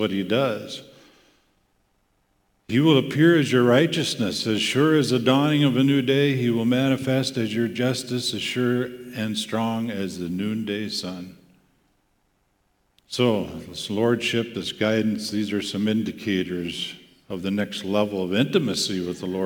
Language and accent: English; Volga, South Dakota, United States; moved away as an adult; also born or lived in Grand Rapids, Michigan; my hometown in Volga, South Dakota